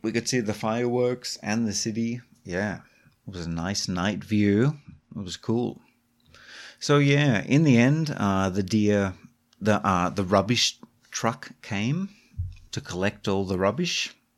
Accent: Australia; moved away; I grew up in Australia

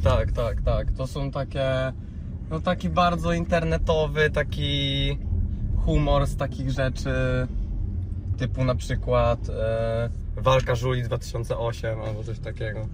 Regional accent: Rzeszów, Subcarpathian Voivodeship, Poland; now in Warsaw, Poland; u mnie w Rzeszowie, e, bo ja jestem z Rzeszowa, Okej. E, w sensie teraz mieszkam w Warszawie, ale no oryginalnie jestem z Rzeszowa

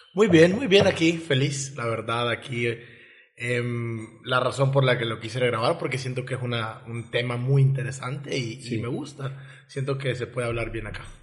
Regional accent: El Salvador; now in Mérida, Mexico; yo crecí en El Salvador con ese tipo de sociedad

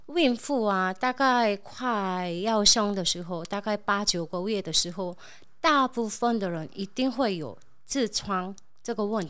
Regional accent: South Korea; Chinese is a second language; now in Taiwan; 我是从韩国来的猪猪

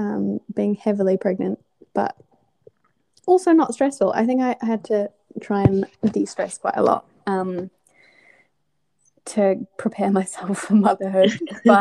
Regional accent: Scotland, United Kingdom; now in New Zealand; growing up in Scotland

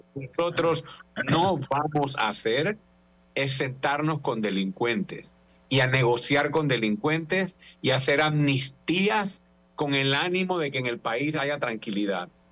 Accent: Panama; fui como panameño

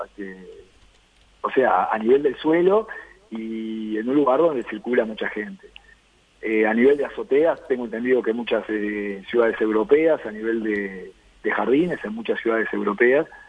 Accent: Uruguay; somos todos uruguayos

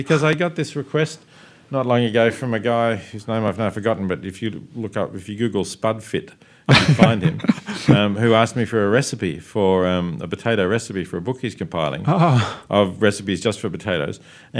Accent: Australia; And because I am Australian, I look at the ABC here.

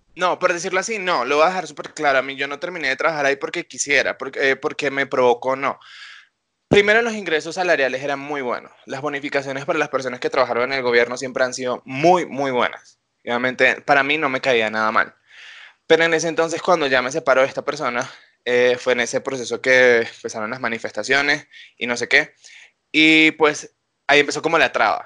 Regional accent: Venezuela; now in Colombia; como todos los venezolanos

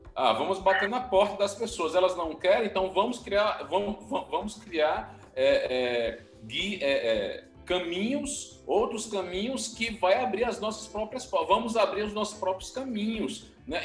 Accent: Northeast Region, Brazil; accent: sotaque cantado (Northeastern); Eu tenho um sotaque cantado, então é porque eu sou nordestino

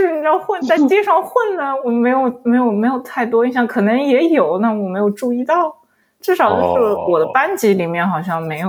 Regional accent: Shanghai, China; 其实我小时我是在那个闸北区长，那我是生在闸北闸闸闸北区。

